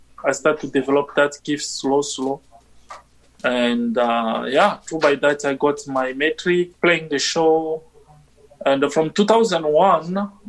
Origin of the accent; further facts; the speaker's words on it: DR Congo; English is a second language; moved away as an adult; now in Winnipeg, Canada; I'm originally from Republic Democratic of Congo.